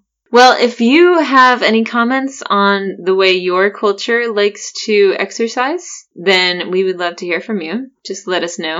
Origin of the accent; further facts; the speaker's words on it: Cologne, North Rhine-Westphalia, Germany; Weil ich ein Kölner bin, like, is because I'm from Cologne, I'm a Cologner, and people really, really love Cologne.